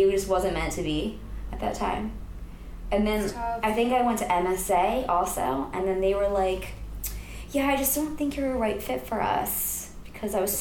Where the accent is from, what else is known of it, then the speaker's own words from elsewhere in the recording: rural Pennsylvania, United States; moved away as an adult; also born or lived in New York City; I grew up in Pennsylvania